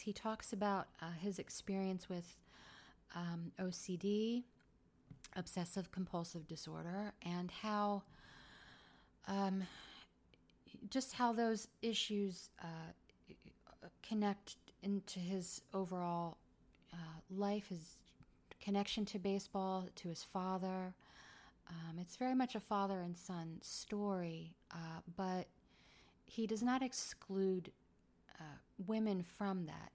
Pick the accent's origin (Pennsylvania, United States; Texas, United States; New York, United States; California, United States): Pennsylvania, United States; Philadelphia; I grew up in Philly.